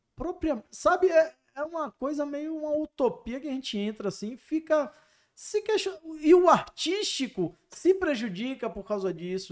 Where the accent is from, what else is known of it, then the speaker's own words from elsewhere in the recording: Bahia, Brazil; Eu sou baiano